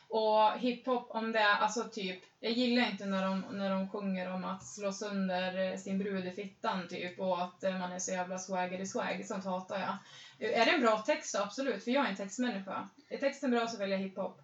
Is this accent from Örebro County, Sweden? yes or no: no; Östersund, Jämtland, Sweden; moved away; är ju från Östersund, Frösön.